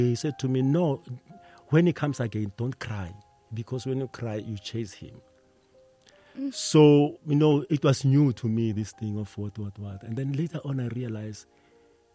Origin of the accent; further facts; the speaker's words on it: Pretoria, Gauteng, South Africa; We were from Mamelodi